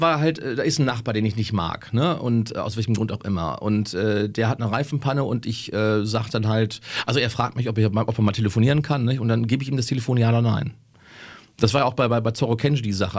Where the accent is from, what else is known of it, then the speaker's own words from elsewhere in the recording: Germany; als Deutscher